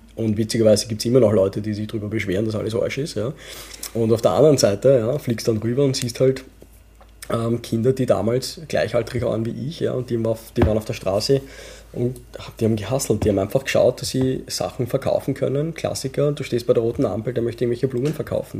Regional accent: Vienna, Austria; accent: Wienerisch; first language Urdu; wir sind halt Wiener, aber mit, mit Pakistan-Hintergrund.

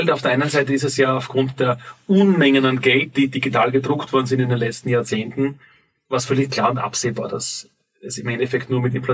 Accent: Graz, Styria, Austria; born there; Ich bin in Graz geboren, 1977

